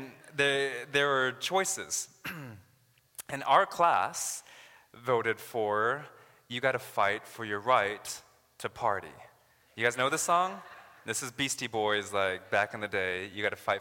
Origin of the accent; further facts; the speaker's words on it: United States; now in Canada; I'm actually American